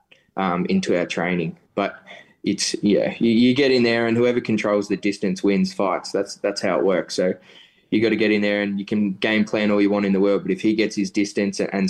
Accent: Melbourne, Victoria, Australia; I'm a real Melbourne centric person. You know, I love this city

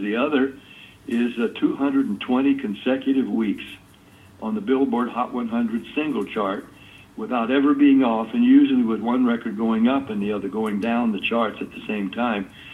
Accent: Nashville, Tennessee, United States; I'm a country boy. I grew up in Nashville

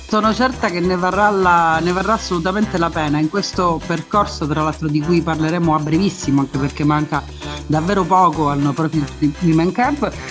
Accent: Messina, Sicily, Italy; sono messinese

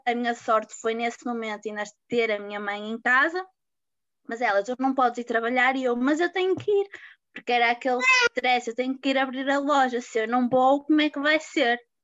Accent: Porto, Norte, Portugal; tenho 23 anos e sou do Porto

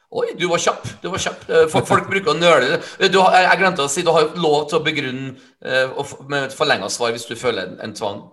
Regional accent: Trøndelag, Norway; jeg er en trønder

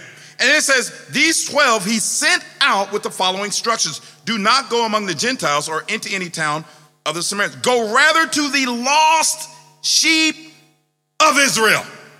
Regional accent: Jamaica; I'm from Jamaica. I'm from the Caribbean. I can talk ackee and saltfish, but I can't talk pie and mash.

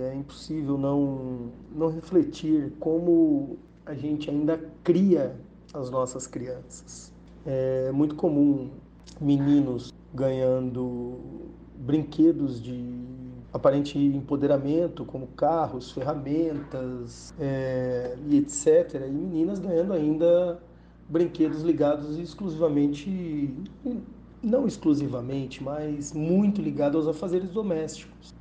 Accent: Bauru, São Paulo, Brazil; sou de Bauru, advogado

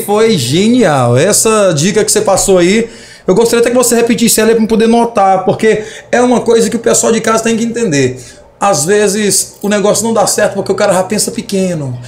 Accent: Tuntum, Maranhão, Brazil; Aqui na nossa cidade, nós sabemos que é uma cidade que é cheia de desafios. Quando se trata de empreender na cidade de Tuntum, existem os desafios porque é uma cidade pequena. Somos do estado do Maranhão.

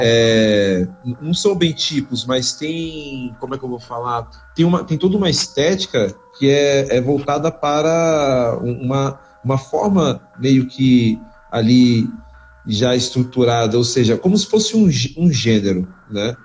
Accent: São Paulo, Brazil; eu cresci na, na Zona Norte antes de vir para a Zona Sul

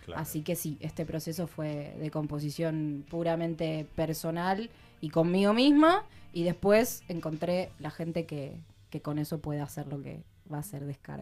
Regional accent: Mar del Plata, Buenos Aires Province, Argentina; moved away as an adult; now in Lago Puelo, Argentina; soy de Mar del Plata.

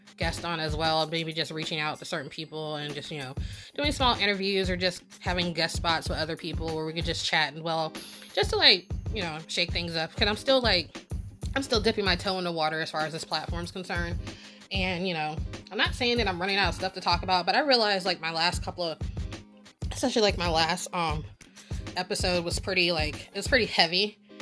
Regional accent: Norfolk, Virginia, United States; I grew up in Norfolk, and then spent the other half of my life in Virginia Beach

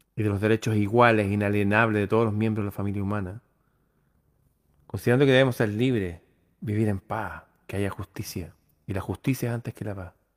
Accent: Chile

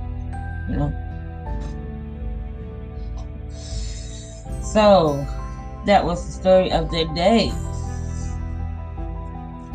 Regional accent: Georgia, United States; now in Missouri, United States; I'm not from Missouri, so I have to travel all the way back to Georgia

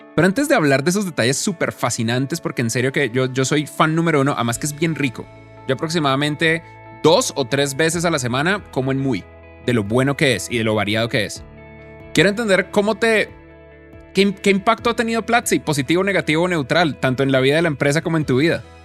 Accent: Bogotá, Colombia; la ciudad donde yo crecí, en Bogotá

